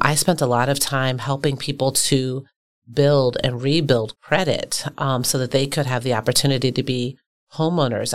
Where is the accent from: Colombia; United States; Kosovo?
United States; Baltimore, Maryland; now in Milwaukee, United States; I'm from a working class community in Baltimore